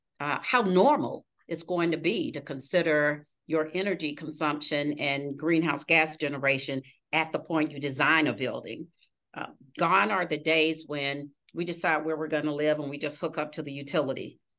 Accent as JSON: {"language": "English", "region": "Missouri", "country": "United States", "said": "We're from Missouri. We have to see it to believe it."}